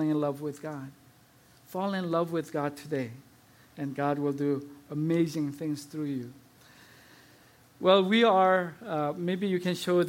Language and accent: English; South Korea; moved away; As I was growing up in South Korea